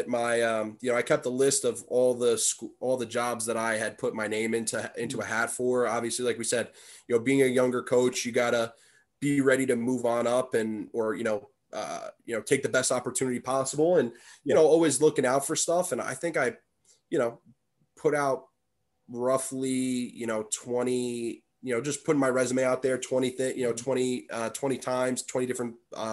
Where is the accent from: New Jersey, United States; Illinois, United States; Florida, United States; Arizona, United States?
New Jersey, United States; moved away as an adult; also born or lived in Massachusetts; my home state of New Jersey